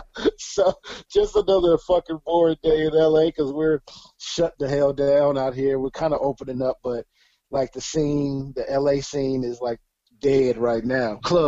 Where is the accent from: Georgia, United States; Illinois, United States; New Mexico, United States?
Georgia, United States; Lithonia; now in Los Angeles, United States; I'm from Atlanta. I'm from Lathonia, Georgia. Pretty much that's the east side. That's, like, Decatur, Stone Mountain area. So, like, yeah, pretty much east side, 20 East, Panola Road and Stonecrest and all that shit. Yeah, I'm east side